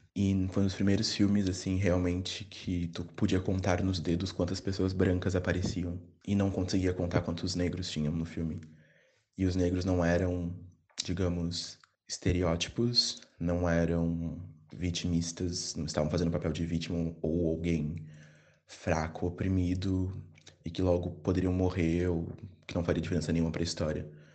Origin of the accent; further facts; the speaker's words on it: Porto Alegre, Rio Grande do Sul, Brazil; now in Bagé, Brazil; eu sou original de Porto Alegre, nasci em Porto Alegre, mas moro em Bagé